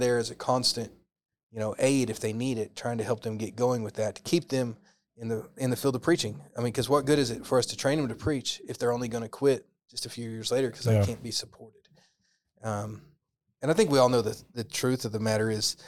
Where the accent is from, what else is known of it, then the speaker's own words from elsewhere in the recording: Oklahoma, United States; also born or lived in Tennessee / Texas; I grew up in Oklahoma